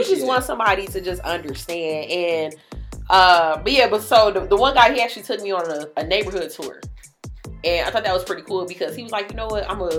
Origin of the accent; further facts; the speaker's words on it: Jamaica; running a business because I'm a Jamaican